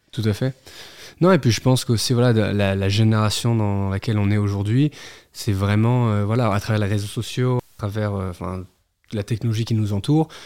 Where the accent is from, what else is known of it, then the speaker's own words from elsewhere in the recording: Geneva, Switzerland; moved away as an adult; also born or lived in Neuilly-sur-Seine / Neuchâtel / New York; now in Paris, France; j'ai grandi à Genève. On s'est installé en Suisse